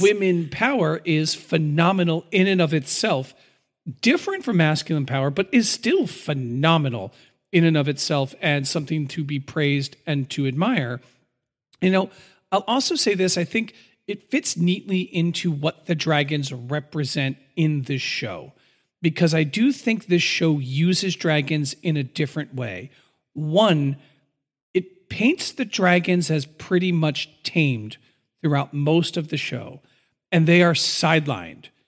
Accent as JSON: {"language": "English", "country": "United States", "said": "as an American"}